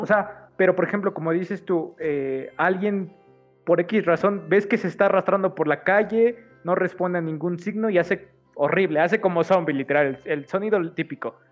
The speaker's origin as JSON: {"language": "Spanish", "country": "Mexico", "said": "como mexicanos"}